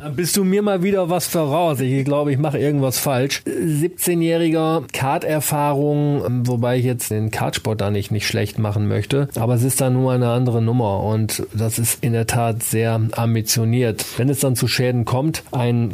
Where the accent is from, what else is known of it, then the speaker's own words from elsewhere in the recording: Osnabrück area, Lower Saxony, Germany; das ist ja mein Gebiet. Ich komme ja auch aus der Ecke